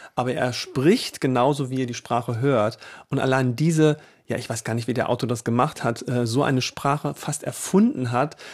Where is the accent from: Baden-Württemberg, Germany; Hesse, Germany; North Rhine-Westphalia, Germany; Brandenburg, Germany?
Hesse, Germany; Northern; in einem nordhessischen, ja, meine Heimat sozusagen